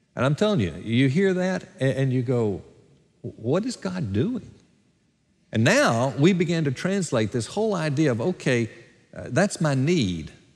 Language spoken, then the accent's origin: English; Gadsden, Alabama, United States; moved away; my hometown of Gadsden, Alabama, at my fiftieth high school reunion